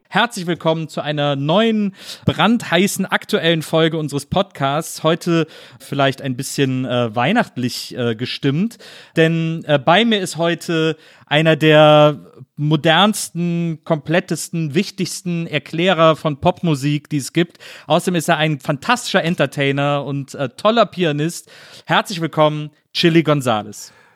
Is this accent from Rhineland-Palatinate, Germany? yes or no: no; Cologne, North Rhine-Westphalia, Germany; moved away; meine alte Heimatstadt